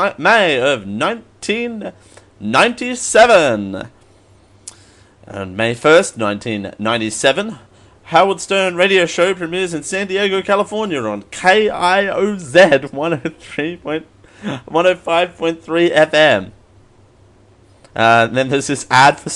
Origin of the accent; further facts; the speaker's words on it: Australia; being Australian